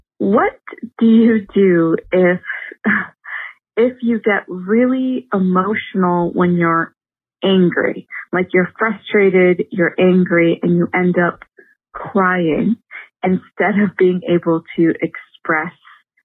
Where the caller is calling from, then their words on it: Toronto, Ontario, Canada; I am calling you from Toronto, Canada.